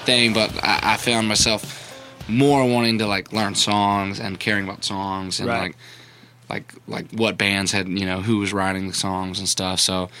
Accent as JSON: {"language": "English", "town": "Baton Rouge", "region": "Louisiana", "country": "United States", "tie": "born or raised there", "moved": "as an adult", "lives_now": "Nashville, United States", "said": "I grew up in Baton Rouge"}